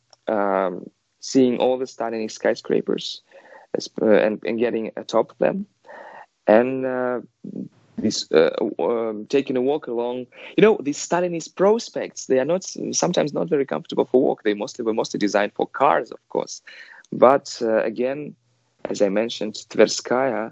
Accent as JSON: {"language": "English", "town": "Kazan", "region": "Tatarstan", "country": "Russia", "moved": "as an adult", "lives_now": "Moscow, Russia", "said": "I'm originally not Moscovite, I'm from Kazan"}